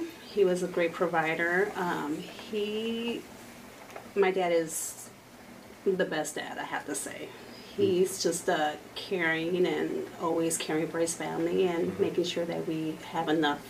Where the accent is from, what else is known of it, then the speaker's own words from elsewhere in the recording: Aurora, Illinois, United States; also born or lived in San Francisco, California; I am originally from here.